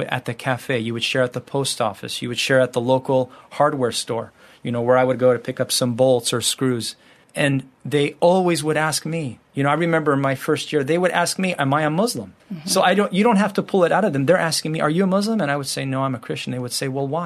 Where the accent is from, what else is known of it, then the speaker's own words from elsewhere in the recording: California, United States; moved away as an adult; also born or lived in Morocco; we're from the United States, from California.